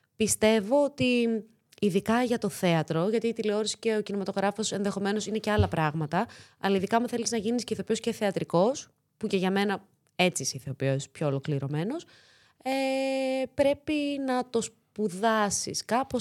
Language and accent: Greek; Thessaloniki, Central Macedonia, Greece; first language Greek; moved away as an adult; also born or lived in Corfu; now in Athens, Greece; Θεσσαλονικιά είμαι. Γεννήθηκα, μεγάλωσα στη Θεσσαλονίκη